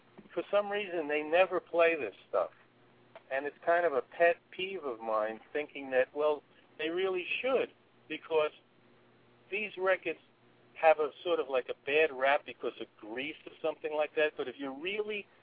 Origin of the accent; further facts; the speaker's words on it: New York City, New York, United States; growing up in Brooklyn